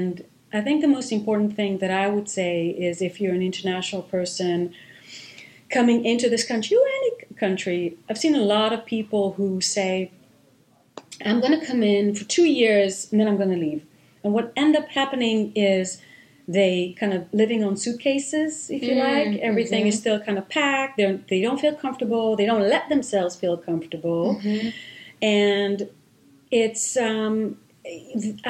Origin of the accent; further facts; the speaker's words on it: Israel; first language Hebrew; English is a second language; moved away as an adult; also born or lived in London, United Kingdom; now in Boston, United States; I grew up in Israel, speaking Hebrew